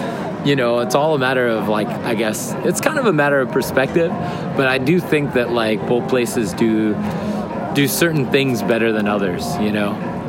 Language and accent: English; Los Angeles, California, United States; moved away as an adult; now in Osaka, Japan; I'm from California